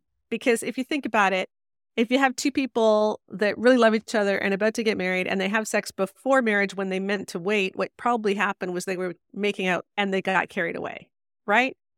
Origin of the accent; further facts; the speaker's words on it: Canada; I'm Canadian.